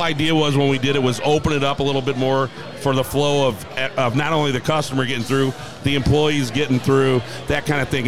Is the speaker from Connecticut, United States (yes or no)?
no; St. Louis, Missouri, United States; I'm a St. Louis boy, born and raised, and I'm proud to own a bar right in the heart of this city